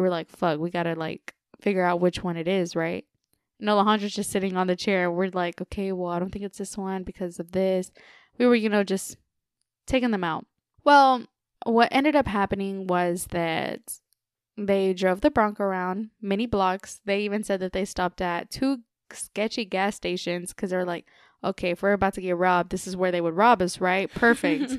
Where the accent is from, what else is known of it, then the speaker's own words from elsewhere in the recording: Texas, United States; we're from Texas